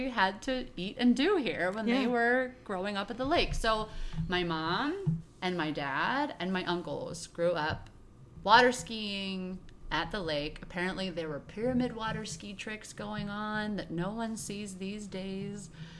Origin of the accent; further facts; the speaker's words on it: an hour south of Pittsburgh, Pennsylvania, United States; moved away as an adult; also born or lived in Virginia / Hagerstown, Maryland / Morgantown, West Virginia; now in Deep Creek Lake, Maryland, United States; I grew up in Pennsylvania, an hour south of Pittsburgh.